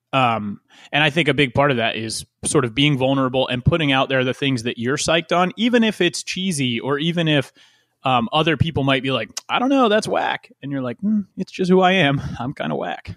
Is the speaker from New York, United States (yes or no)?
no; West Chester, Pennsylvania, United States; born or raised there